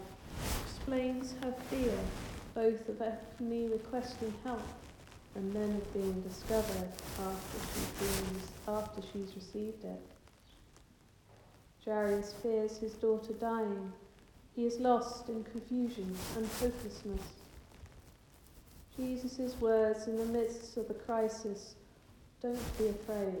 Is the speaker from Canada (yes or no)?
no; England, United Kingdom; I'm quite English